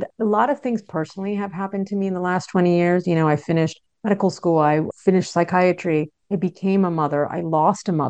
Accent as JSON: {"language": "English", "region": "New York", "country": "United States", "tie": "born or raised there", "said": "I grew up in New York"}